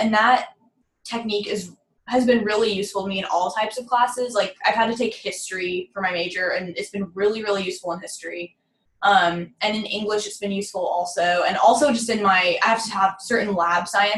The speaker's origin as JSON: {"language": "English", "town": "Phoenix", "region": "Arizona", "country": "United States", "moved": "as an adult", "lives_now": "Waco, United States", "said": "I'm from Phoenix, Arizona, which is pretty far"}